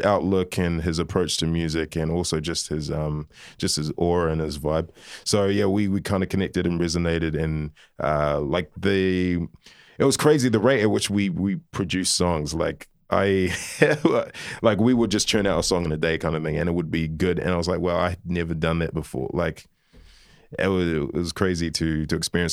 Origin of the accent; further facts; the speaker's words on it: New Zealand; also born or lived in Liverpool, United Kingdom; moved to New Zealand when I was eighteen months old.